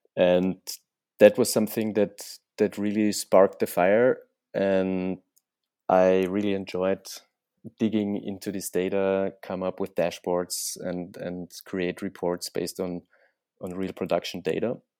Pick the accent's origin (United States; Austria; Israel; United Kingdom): Austria; moved away; I'm originally from Austria